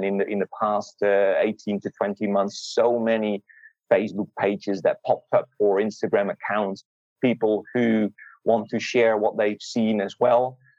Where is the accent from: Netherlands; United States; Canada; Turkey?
Netherlands; now in Australia; So I moved from Holland, from the Netherlands, to Australia about 8 years ago.